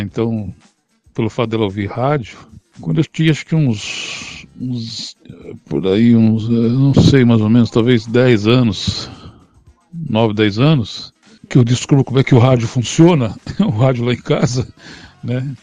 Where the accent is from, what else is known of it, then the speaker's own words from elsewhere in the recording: São Paulo, Brazil; also born or lived in Pinheiros, São Paulo; eu sou criado e nascido na Bela Vista, né? Nascido e criado na Bela Vista